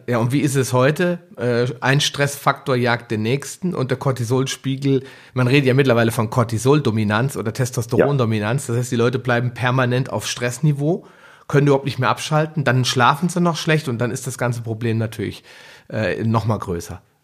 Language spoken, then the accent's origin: German; Hesse, Germany; bei uns in Hessen